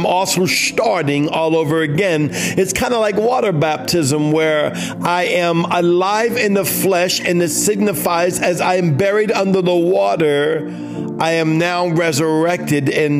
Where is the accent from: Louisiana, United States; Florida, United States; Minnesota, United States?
Louisiana, United States; New Orleans; We're from New Orleans. We're Cajuns